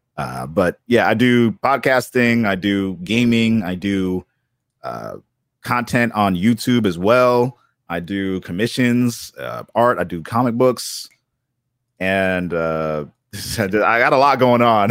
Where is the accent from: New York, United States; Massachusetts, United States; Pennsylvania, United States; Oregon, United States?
Massachusetts, United States; Boston; I grew up in Boston